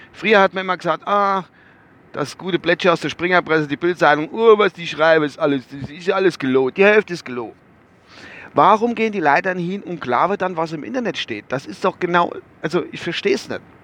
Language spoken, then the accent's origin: German; Rammelsbach, Rhineland-Palatinate, Germany; bei uns in Rammelsbach